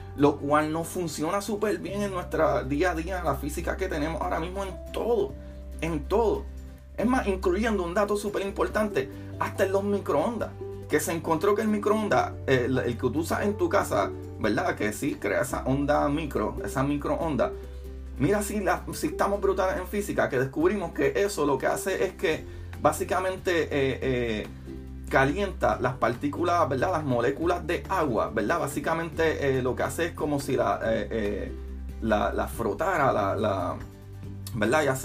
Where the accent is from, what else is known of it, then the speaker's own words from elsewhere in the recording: Puerto Rico; somos básicamente de Norteamérica o por lo menos en Puerto Rico